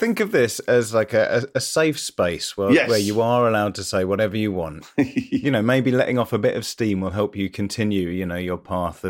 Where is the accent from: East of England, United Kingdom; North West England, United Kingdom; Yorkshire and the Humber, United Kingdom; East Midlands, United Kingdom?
East Midlands, United Kingdom; Leicester; I grew up in Leicester